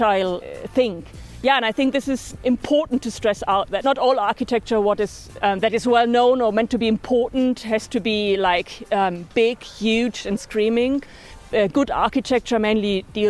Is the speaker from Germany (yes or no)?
yes; Germany; now in Barcelona, Spain; I'm originally from Germany, also an architect like Lorenzo